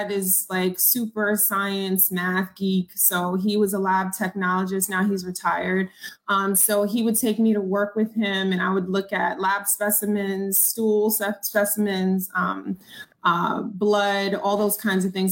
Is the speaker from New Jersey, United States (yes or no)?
no; New York City, New York, United States; also born or lived in Long Island, New York; I was born in Jamaica, Queens, New York. And then we lived in Laurelton for a while. We moved to Long Island.